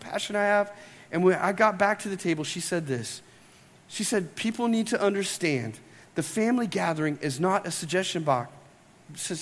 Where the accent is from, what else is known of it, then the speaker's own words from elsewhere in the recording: United States; we're American Christians